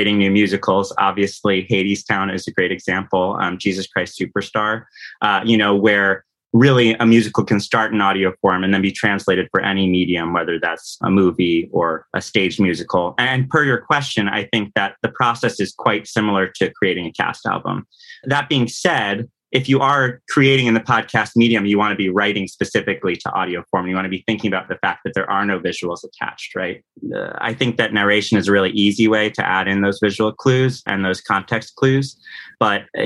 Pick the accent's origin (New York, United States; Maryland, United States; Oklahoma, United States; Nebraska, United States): New York, United States; Rye; also born or lived in Los Angeles, California / Brooklyn, New York; I am from Rye, New York, though currently living in Brooklyn, New York.